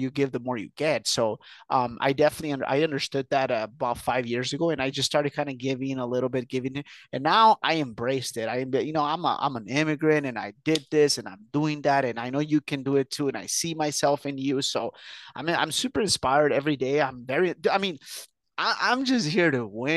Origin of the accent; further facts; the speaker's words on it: Huntington Park, California, United States; also born or lived in Mexico; So I was born in Mexico. I was brought here very young. I did the whole school system here in to be specific, Huntington Park, California, which is about 10 miles from downtown